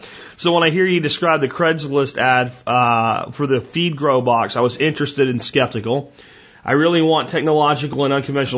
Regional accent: Oklahoma, United States; I grew up in Oklahoma around people who had livestock

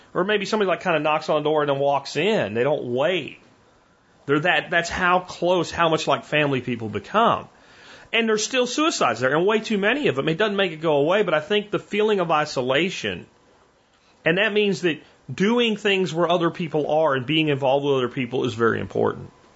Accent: Northeast, United States; moved away; also born or lived in Pennsylvania; growing up in the Northeast

